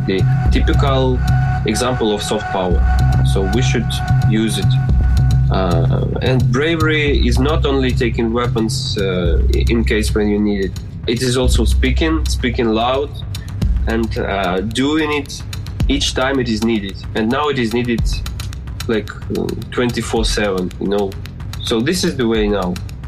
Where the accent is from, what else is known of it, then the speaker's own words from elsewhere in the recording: Luhansk, Luhansk Oblast, Ukraine; English is a second language; now in Kyiv, Ukraine; a musician from Kyiv, originally born and raised in Luhansk